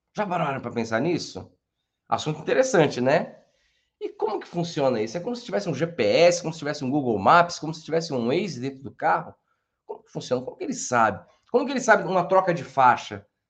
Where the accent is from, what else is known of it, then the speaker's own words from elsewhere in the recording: Santo André, São Paulo, Brazil; Eu sou de Santo André